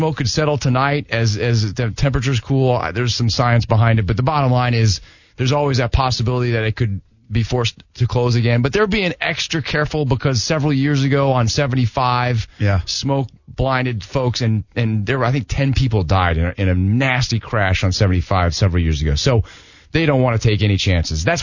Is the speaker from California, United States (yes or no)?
no; Iowa, United States; up in Iowa, so a big